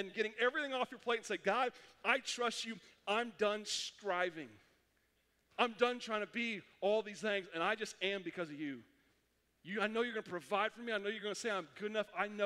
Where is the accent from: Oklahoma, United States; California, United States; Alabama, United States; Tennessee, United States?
Oklahoma, United States; I'm from Oklahoma